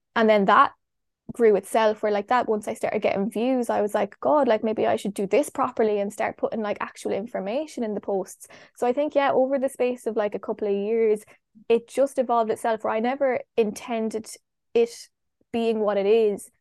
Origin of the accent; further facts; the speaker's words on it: Longford, Leinster, Ireland; moved away; also born or lived in Galway / Kerry; I'm from Longford